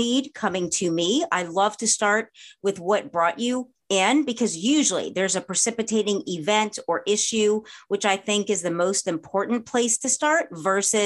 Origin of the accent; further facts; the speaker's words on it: the South, United States; moved away as an adult; also born or lived in New Orleans / Los Angeles; Having been born and raised in the South